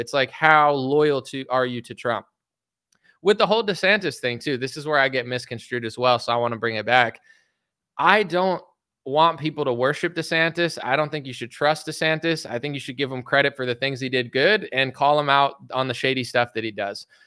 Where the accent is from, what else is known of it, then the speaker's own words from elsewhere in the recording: United States; I'm an American citizen